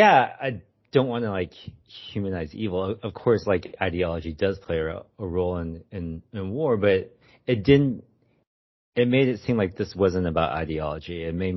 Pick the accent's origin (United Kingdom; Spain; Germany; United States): Germany; My ancestors are from China. And so growing up in Germany, like it was like this very unique experience that I hadn't really seen in literature before.